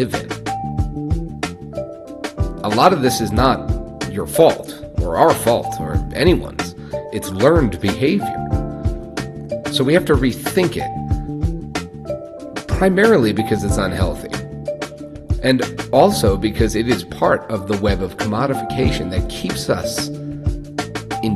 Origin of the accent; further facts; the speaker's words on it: Long Island, New York, United States; I grew up in Long Island